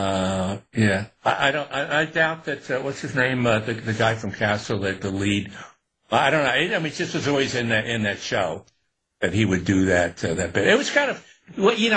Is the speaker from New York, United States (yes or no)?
yes; Newburgh, New York, United States; growing up in Newburgh in upstate